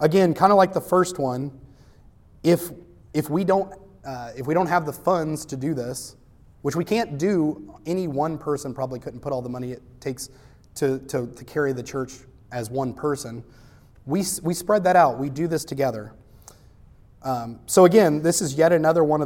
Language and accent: English; United States; I'm American